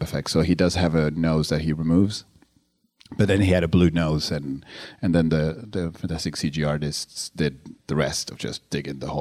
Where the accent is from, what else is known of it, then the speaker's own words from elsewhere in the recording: Uruguay; I'm from Uruguay